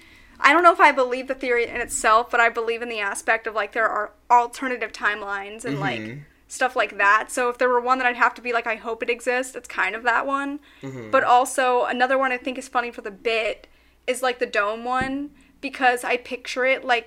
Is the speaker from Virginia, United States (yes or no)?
no; Iowa, United States; the street I grew up in Iowa